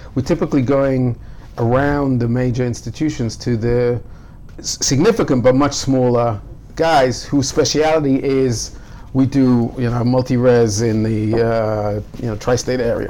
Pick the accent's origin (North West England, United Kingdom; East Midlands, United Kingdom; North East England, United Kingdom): North East England, United Kingdom; Newcastle upon Tyne; now in Jerusalem, Israel; growing up in Newcastle, I would go to Gateshead for you know Jewish classes